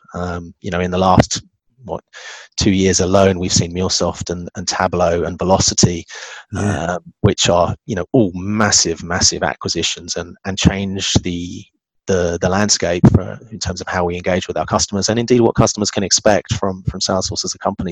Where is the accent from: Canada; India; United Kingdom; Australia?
United Kingdom; England; being English